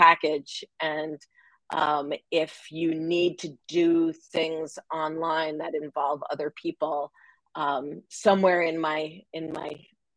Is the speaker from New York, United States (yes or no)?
yes; Long Island, New York, United States; moved away; when I was a little girl growing up on Long Island